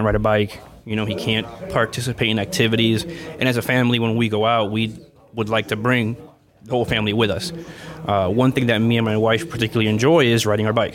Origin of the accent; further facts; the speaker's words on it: Florida, United States; moved away; back in Florida, so in my home state